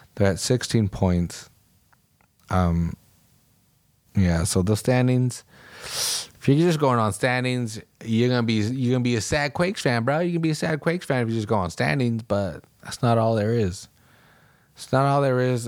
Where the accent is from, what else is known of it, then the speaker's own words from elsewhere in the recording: Salinas, California, United States; my hometown